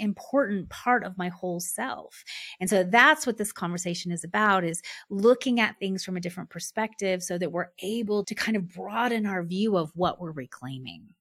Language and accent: English; United States; being a white woman, being middle class, being American